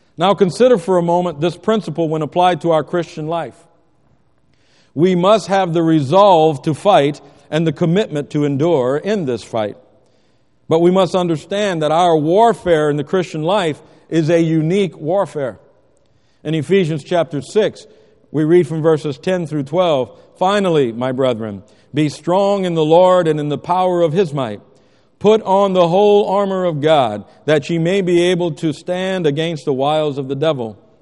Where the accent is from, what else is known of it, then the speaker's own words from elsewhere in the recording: United States; as Americans